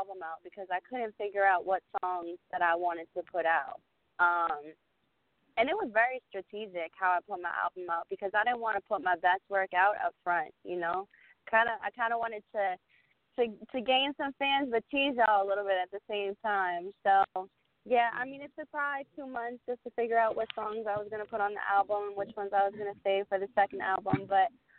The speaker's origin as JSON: {"language": "English", "town": "Boston", "region": "Massachusetts", "country": "United States", "tie": "born or raised there", "moved": "yes", "lives_now": "Philadelphia, United States", "said": "I'm originally from Boston"}